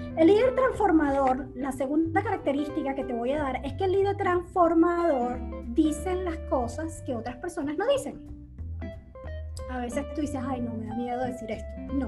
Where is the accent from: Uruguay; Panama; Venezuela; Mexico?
Venezuela; moved away as an adult; now in United States; nosotros como venezolanos